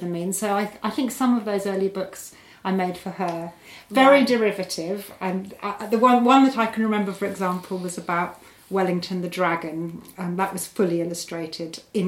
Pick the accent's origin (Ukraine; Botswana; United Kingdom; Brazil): Botswana; I grew up in Botswana